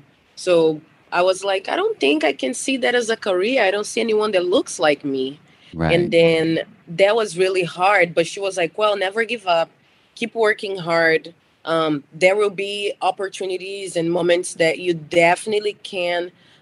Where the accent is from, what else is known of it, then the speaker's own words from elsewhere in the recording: Brazil; English is a second language; moved away as an adult; now in United States; I'm originally from Brazil